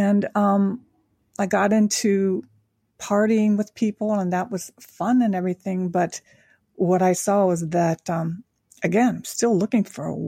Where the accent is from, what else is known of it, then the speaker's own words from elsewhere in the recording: Tokyo, Japan; Now, I was born in Japan after the Korean War. My father was in the military, met my Japanese mother there. And throughout my life, I grew up in Tokyo during the Vietnam War.